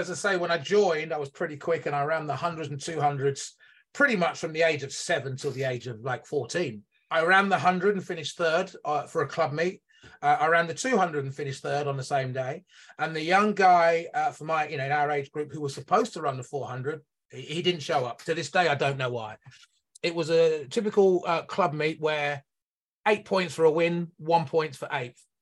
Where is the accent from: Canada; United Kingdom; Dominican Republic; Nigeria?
United Kingdom; near Northampton, East Midlands; guy from the United Kingdom, based in the Midlands. I now live in uh, Northampton, which is about an hour north of London. Um, and I was born about 15 minutes away from, uh, from from where I'm living now.